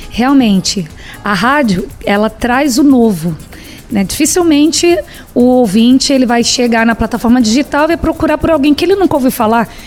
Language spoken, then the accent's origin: Portuguese; Belford Roxo, Rio de Janeiro, Brazil; Sou de Belfor Roxo, Baixada Fluminense. Comecei a cantar aos três anos